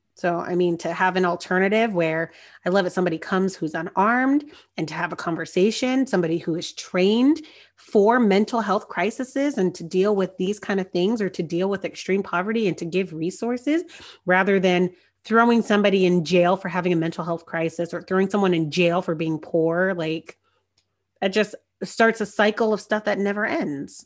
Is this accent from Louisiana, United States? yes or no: no; Marietta, Georgia, United States; my hometown, you know, down in Marietta